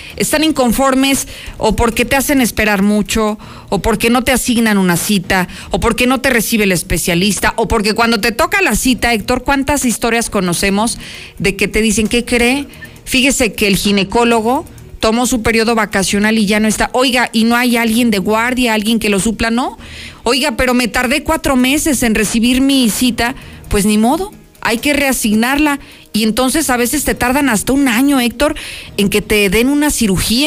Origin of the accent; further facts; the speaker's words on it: Mexico; seamos los mexicanos